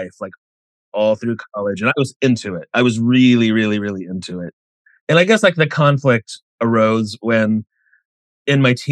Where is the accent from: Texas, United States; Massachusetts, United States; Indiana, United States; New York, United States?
Indiana, United States; moved away as an adult; now in Los Angeles, United States; I grew up in a really small town in Indiana